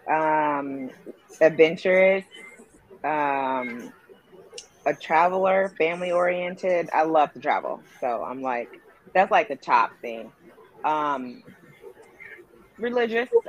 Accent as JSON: {"language": "English", "region": "Indiana", "country": "United States", "tie": "born or raised there", "moved": "as an adult", "lives_now": "Los Angeles, United States", "said": "I'm so I'm from Indiana. I moved here about four years. Well, it'll be four years next month"}